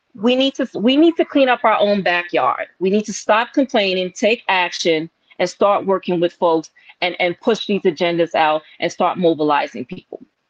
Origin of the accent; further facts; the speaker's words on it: New York City, New York, United States; also born or lived in Bronx, New York; I was born in Harlem. I come from a Caribbean background